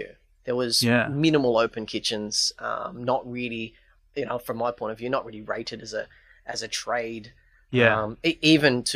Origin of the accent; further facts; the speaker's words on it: Sydney, New South Wales, Australia; moved away as an adult; also born or lived in United Kingdom / Europe; now in Melbourne, Australia; Came to Melbourne, after growing up in Sydney